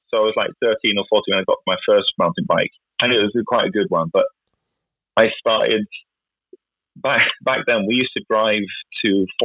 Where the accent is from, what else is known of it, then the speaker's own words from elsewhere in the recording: Viken, Norway; So I was riding from Nomadol to Pocket Valley, as we call it, uh, to Kolsås to take the bus to school.